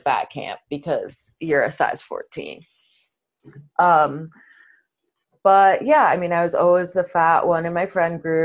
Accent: Brookline, Massachusetts, United States; I grew up in Brookline, Massachusetts, which is a suburb right outside of Boston

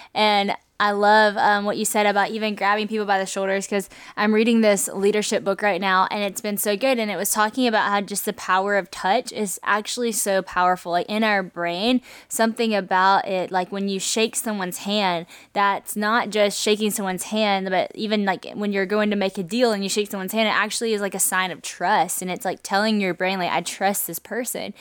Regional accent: Louisiana, United States; moved away; also born or lived in Nashville; I moved from Nashville back to Louisiana, but I didn't have community in Louisiana like I did in Nashville. You might think since I was from here

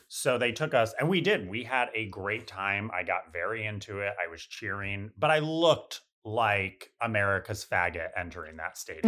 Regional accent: north of Scranton, rural northeastern Pennsylvania, United States; moved away as an adult; now in New York, United States; rural northeastern Pennsylvania, like, north of Scranton

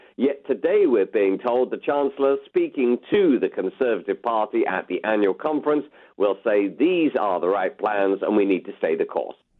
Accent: United Kingdom; we are British

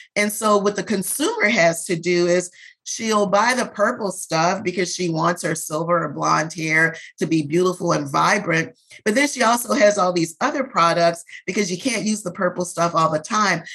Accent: New Orleans, Louisiana, United States; I was born and raised in New Orleans

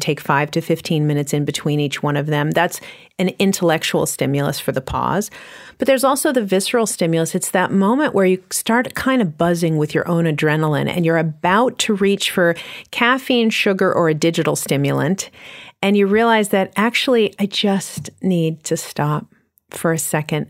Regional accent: New York City, New York, United States; I'm from New York City

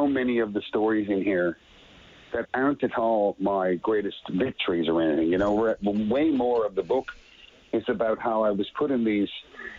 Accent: Petty Harbour, Newfoundland and Labrador, Canada; my very young life growing up in Petty Harbor, my little fishing town with like 500 people in it

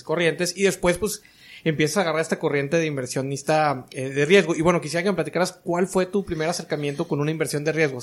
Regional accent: Tamaulipas, Mexico; yo soy originario de Tamaulipas

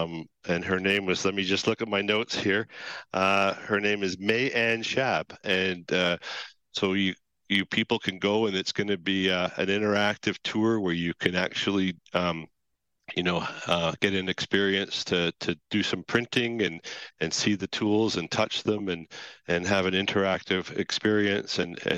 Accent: Toronto, Ontario, Canada; And I am born and raised in Toronto, Hogtown. So I am a very proud Torontonian. I actually was born in Western Hospital, which is only about a 10-minute drive from where I'm sitting right now

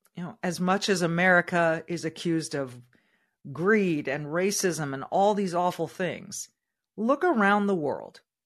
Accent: California, United States; moved away as an adult; now in Minnesota, United States; I was born and raised in California

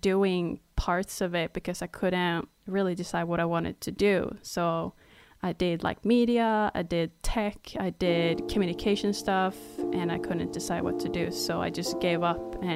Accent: Stockholm, Stockholm County, Sweden; English is a second language; also born or lived in Gold Coast, Australia; I am from Stockholm, Sweden, which means it's busy, hectic, like any big city is

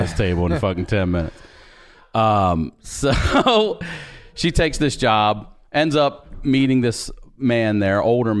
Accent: Baltimore, Maryland, United States; I'm originally from Baltimore. Grew up out in the county.

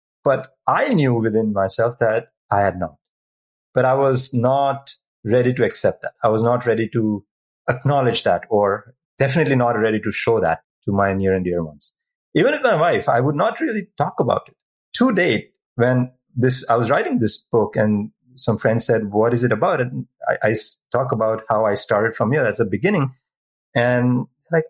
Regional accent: India; moved away; I'm originally from India. It's in my culture

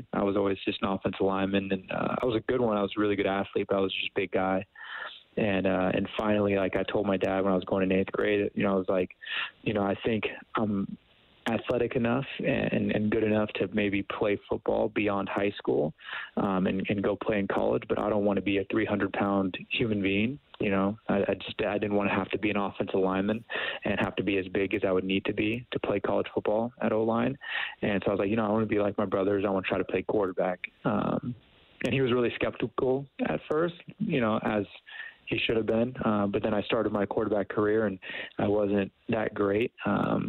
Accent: Camarillo, California, United States; moved away as an adult; also born or lived in Calgary, Canada; growing up in Camarillo was great

